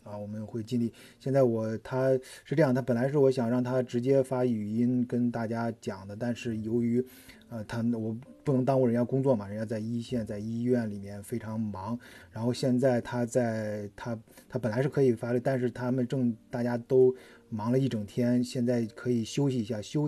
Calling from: Xiaogan, Hubei, China; 我所以，我所在的呃城市是湖北的孝感，一个。离湖北非常近的地方，啊，离武汉非常近的地方

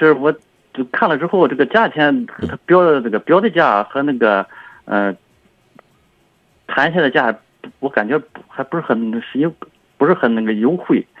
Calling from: Tai'an, Shandong, China; 呃泰安的

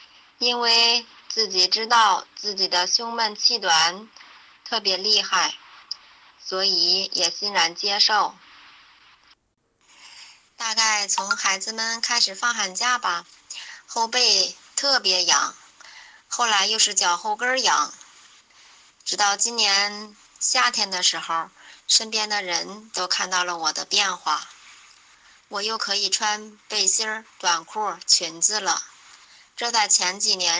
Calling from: Tangshan, Hebei, China; 我是来自河北唐山的…。

